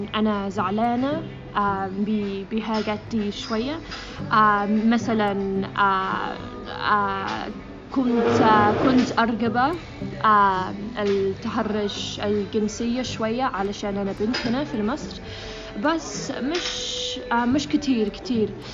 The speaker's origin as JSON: {"language": "Arabic", "region": "England", "country": "United Kingdom", "second_language": "Arabic", "moved": "as an adult", "lives_now": "Egypt", "said": "انا من انجلترا"}